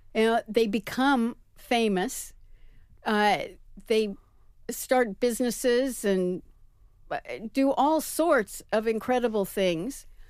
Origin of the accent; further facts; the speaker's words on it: New York, United States; also born or lived in San Francisco; as a New Yorker